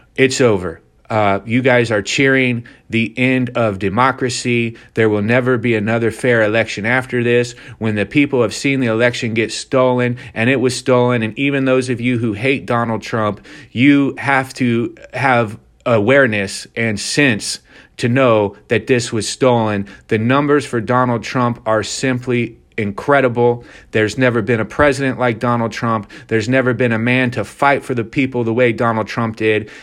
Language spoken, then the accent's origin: English; Ohio, United States; my home state of Ohio